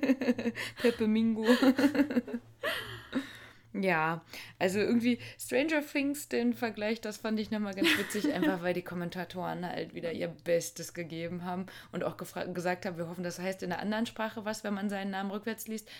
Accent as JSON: {"language": "German", "country": "Germany", "said": "bei uns in Deutschland"}